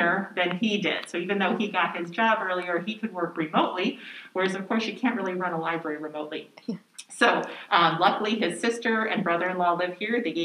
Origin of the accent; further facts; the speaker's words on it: Chicago, Illinois, United States; moved away as an adult; also born or lived in Michigan / Galesburg, Illinois; now in Solon, United States; my parents, when I was one, moved us to a suburb of Chicago. And that is basically where I grew up